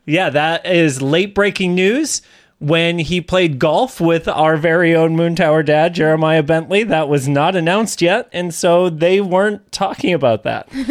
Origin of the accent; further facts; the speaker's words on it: Massachusetts, United States; moved away; Originally, we're both from Massachusetts